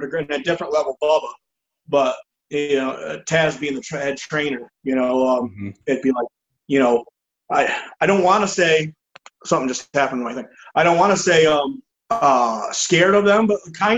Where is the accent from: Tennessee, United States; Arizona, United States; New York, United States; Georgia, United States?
New York, United States; Elmira; my hometown in Elmira